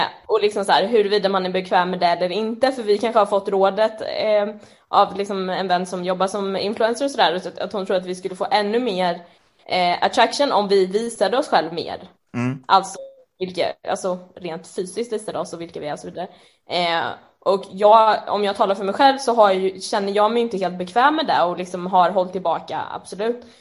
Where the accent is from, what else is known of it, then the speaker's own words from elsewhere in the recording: Jönköping, Jönköping County, Sweden; moved away as an adult; also born or lived in Örebro; now in Stockholm, Sweden; jag kom vuxit upp i Jönköping och där bodde jag ju på heltid fram tills jag var eh, typ 20